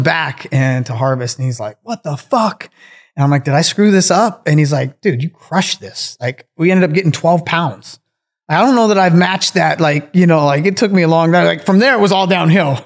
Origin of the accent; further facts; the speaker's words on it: Kitsap Peninsula, Washington, United States; I grew up out on the Kitsap Peninsula out in Washington State